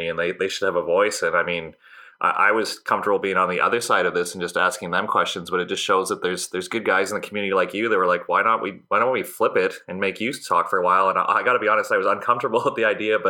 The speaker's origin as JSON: {"language": "English", "town": "Brussels", "region": "Ontario", "country": "Canada", "tie": "born or raised there", "said": "I grew up in Brussels, Ontario, which for our listeners is like a town. It might be 800 people in Midwestern Ontario"}